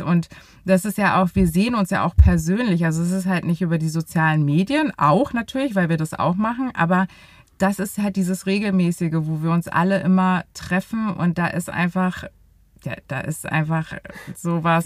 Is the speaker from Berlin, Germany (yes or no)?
yes; Berlin, Germany; Ich bin 34 Jahre alt und bin richtige Berlinerin